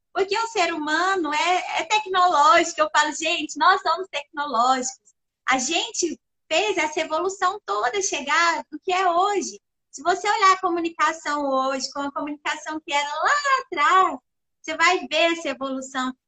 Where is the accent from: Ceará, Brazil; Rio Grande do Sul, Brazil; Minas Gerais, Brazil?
Minas Gerais, Brazil; Perdizes; now in Uberlândia, Brazil; sou natural da cidade de Perdizes, sou mineirinha do interior, Perdizes que fica ali pertinho de Araxá, onde eu morei lá até os meus 17 anos